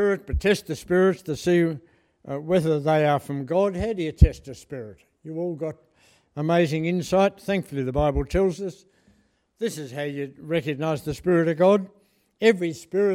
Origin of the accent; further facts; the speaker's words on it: Lower Barrington, Tasmania, Australia; I grew up in Lower Barrington, which is up the scrub that way